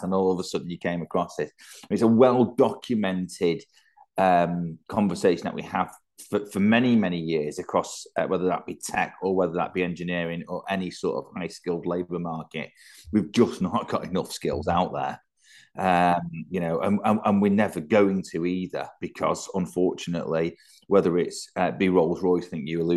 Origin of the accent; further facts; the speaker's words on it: Manchester, North West England, United Kingdom; I'm a northerner, I'm a Manx lad, I'm born and brought up here